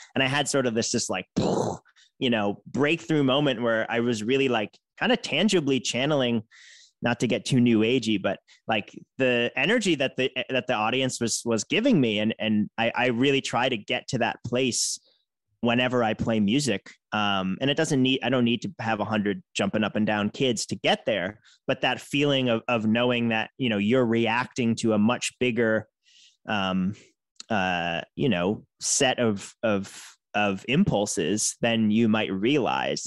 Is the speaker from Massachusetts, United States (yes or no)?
yes; outside of Boston, Massachusetts, United States; moved away as an adult; now in San Francisco Bay Area, United States; I grew up outside of Boston